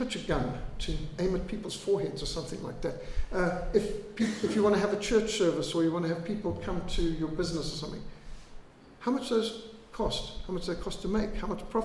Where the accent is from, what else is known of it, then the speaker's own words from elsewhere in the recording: Zimbabwe; now in South Africa; I was brought up in Rhodesia. We were brought up with bilharzia, malaria, tick bite fever